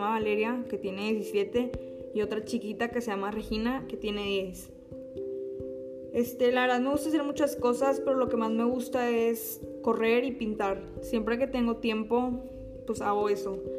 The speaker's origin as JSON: {"language": "Spanish", "town": "Monterrey", "region": "Nuevo León", "country": "Mexico", "tie": "born or raised there", "said": "Yo nací aquí en Monterrey en el 2004."}